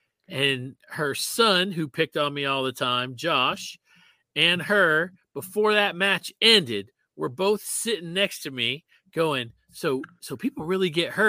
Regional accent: Miami Beach, Florida, United States; now in Atlanta, United States; I grew up in Miami Beach, so Florida

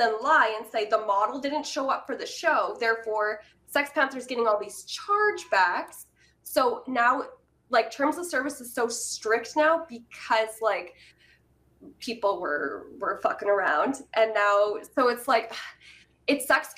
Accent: Canada; I'm Canadian

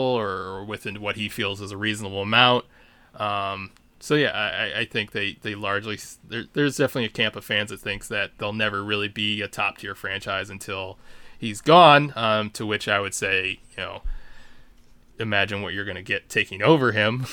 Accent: Chicago, Illinois, United States; when I grew up as one on the South Side, I, when I was in high school, um, my mother sent me to a, um, the one public school they have for smart kids in town

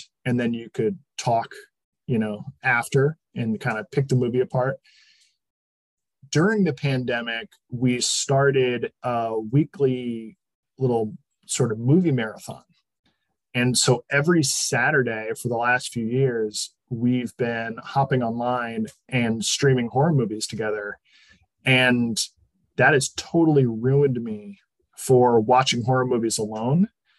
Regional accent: New England, United States; You know, growing up in New England, I'm accustomed to a certain level of breathtaking fall splendor.

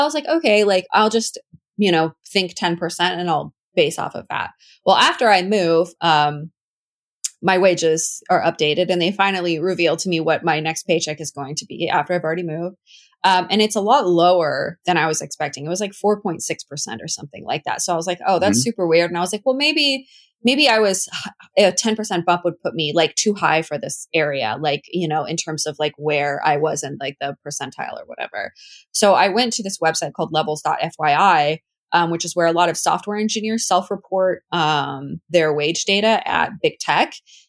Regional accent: Washington, United States; also born or lived in St. Louis, Missouri; so I was living in St. Louis, Missouri for a long time. That's a whole story. But I'm from Washington originally, and I was moving back to Washington

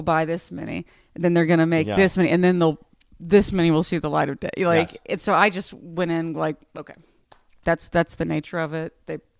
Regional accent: Texas, United States; Fellow Texan.

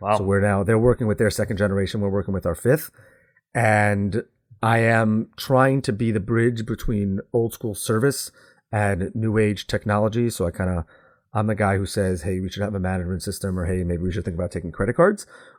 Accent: New York, United States; I am complaining, but I can because I am from the Northeast.

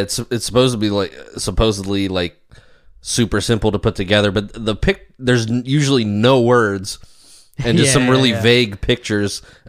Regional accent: Ellicott City, Maryland, United States; I grew up in Maryland, Ellicott City, Baltimore, like, never had this issue.

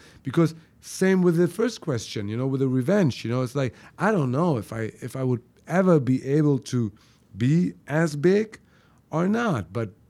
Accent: Germany; Well, I was born and raised in Germany.

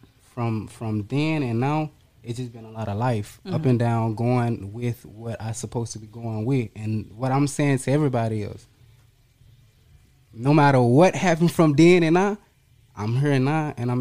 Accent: Memphis, Tennessee, United States; now in Florida, United States; I'm from Memphis, Tennessee, based in Florida

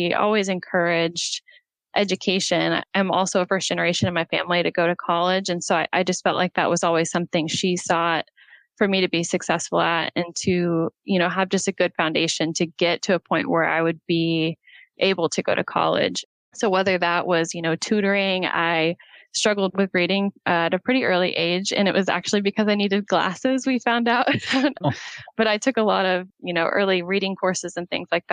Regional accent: Oklahoma, United States; I'm from Oklahoma. I was raised by a single mom

